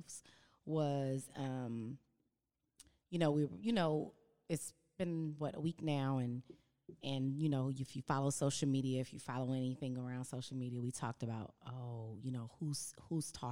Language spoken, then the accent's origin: English; Los Angeles, California, United States; I grew up in Watts and Compton area